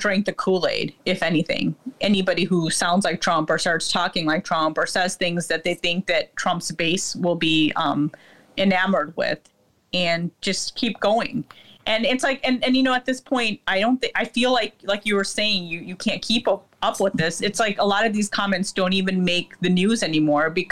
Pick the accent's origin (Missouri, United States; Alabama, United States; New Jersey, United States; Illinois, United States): Illinois, United States; Lincolnwood; also born or lived in Chicago; I grew up in Lincolnwood, which is 5 minutes from the city